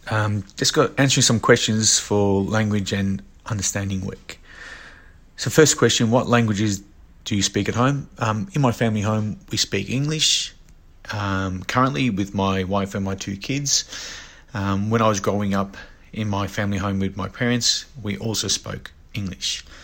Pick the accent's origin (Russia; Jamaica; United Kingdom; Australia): Australia; born there; I was born in Australia, um, so I don't.